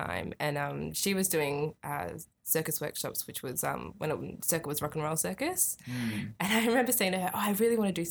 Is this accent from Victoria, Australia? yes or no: no; Brisbane, Queensland, Australia; moved away as an adult; also born or lived in New South Wales; now in Melbourne, Australia; I was born in New South Wales in a tiny little town called Boban. But I grew up mostly in Brisbane, and I'm now based in Melbourne